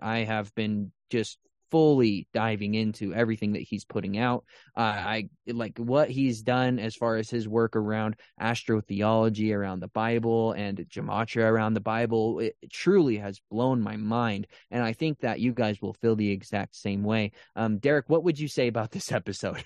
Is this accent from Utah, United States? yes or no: yes; Utah, United States; I was raised in Utah